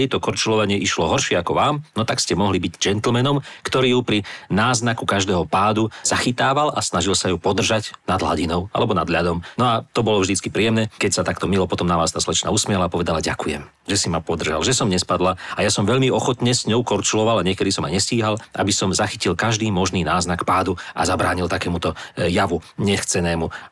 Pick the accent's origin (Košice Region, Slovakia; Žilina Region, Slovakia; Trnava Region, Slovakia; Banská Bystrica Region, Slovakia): Banská Bystrica Region, Slovakia; Zvolen; ale keď ste spomenuli ten zvolenský štádion, tiež som vyrastal vo Zvolenia.